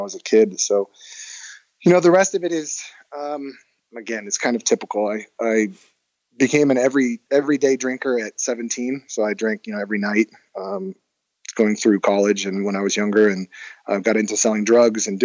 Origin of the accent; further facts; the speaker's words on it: Hermosa Beach, California, United States; I grew up in Hermosa with my mom